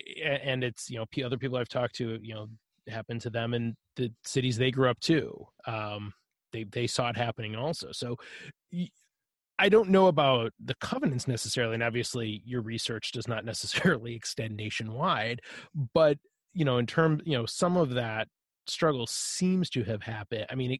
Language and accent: English; Detroit, Michigan, United States; I'm from Detroit originally and was not born until the mid 70s, but, you know, lived in Detroit for a few years, and then when my family was able, we moved out to the suburbs.